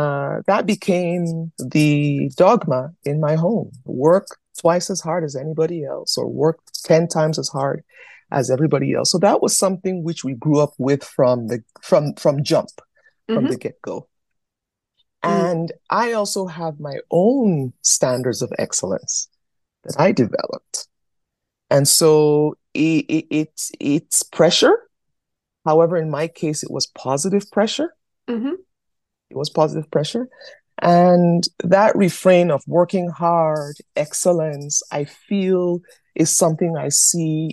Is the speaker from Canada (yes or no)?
yes; Canada; also born or lived in Nigeria; They see me as Yoruba and Canadian